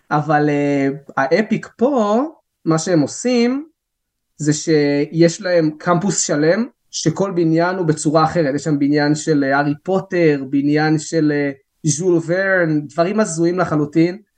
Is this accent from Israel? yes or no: no; Alon Shvut, West Bank, Palestine; אני גדלתי באלון שבות, בוא נגיד שאני לא, האנגלית שלי לא הייתה איזה משהו וואו